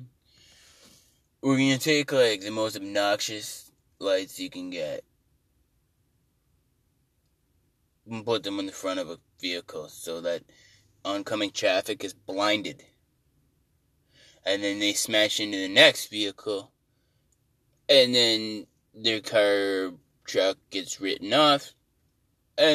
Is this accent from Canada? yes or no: yes; Canada; I'm Canadian